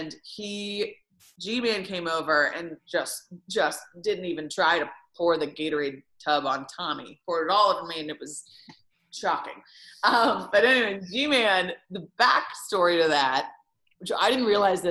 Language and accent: English; Bloomington, Indiana, United States; I'm from Bloomington